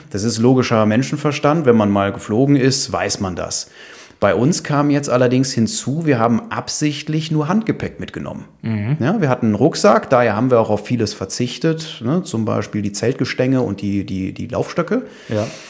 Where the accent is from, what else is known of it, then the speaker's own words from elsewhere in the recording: Düsseldorf, North Rhine-Westphalia, Germany; also born or lived in Aachen / China; komme gebürtig aus Düsseldorf. Mhm. Da lebe ich auch wieder